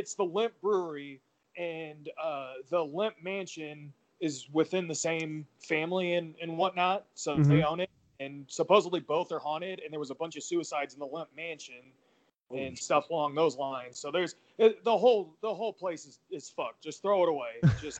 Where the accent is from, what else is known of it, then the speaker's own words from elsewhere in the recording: St. Louis, Missouri, United States; So, I'm from St. Louis, and it's really hard to get into wrestling here.